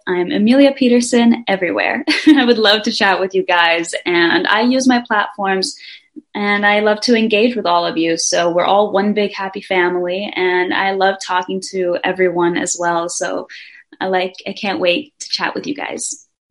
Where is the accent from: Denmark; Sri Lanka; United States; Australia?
Denmark; born or raised there